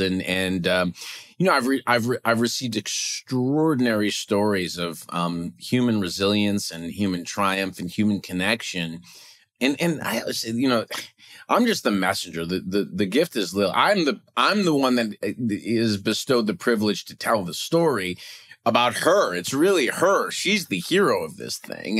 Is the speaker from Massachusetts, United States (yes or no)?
no; Cleveland, Ohio, United States; now in Minneapolis, United States; I'm originally from Cleveland, and my mom still lives in the house we grew up